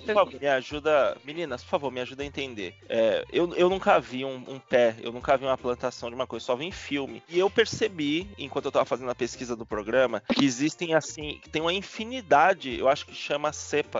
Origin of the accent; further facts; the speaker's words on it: Salvador, Bahia, Brazil; now in São Paulo, Brazil; Eu, eu moro em Sampa tal, mas eu sou de Salvador. Eu, eu só cresci aqui, cheguei aqui nos anos 2000